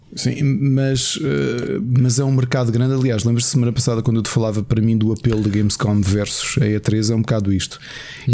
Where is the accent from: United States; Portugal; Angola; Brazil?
Portugal; Portugal tem uma população muito envelhecida